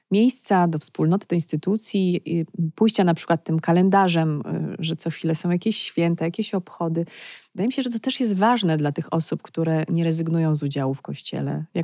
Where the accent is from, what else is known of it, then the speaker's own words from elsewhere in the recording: Legnica, Lower Silesian Voivodeship, Poland; Ja jestem z Legnicy